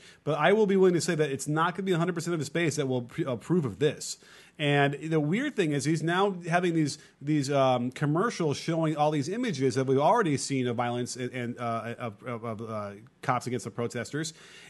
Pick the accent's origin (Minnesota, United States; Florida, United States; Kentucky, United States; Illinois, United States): Illinois, United States; Chicago; Now, I grew up in Chicago.